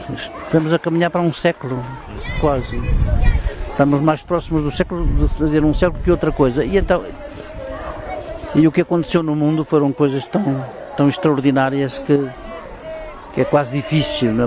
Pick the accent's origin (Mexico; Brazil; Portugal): Portugal; also born or lived in Guarda; São Pedro do Sul, que a minha aldeia, não tinha eletricidade